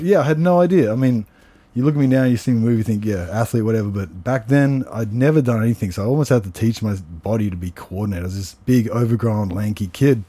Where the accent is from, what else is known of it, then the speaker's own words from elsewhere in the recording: Canberra, Australian Capital Territory, Australia; moved away as an adult; also born or lived in Sydney, Australia; I think when I was three or four, I moved to Canberra, and mm-hmm. then I've been there until I moved overseas. I was there all through like my childhood, my teens, everything